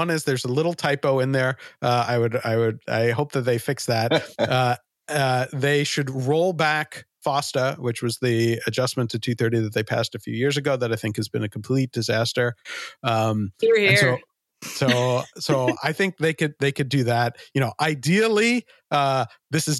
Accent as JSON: {"language": "English", "region": "New York", "country": "United States", "tie": "born or raised there", "said": "I grew up in New York"}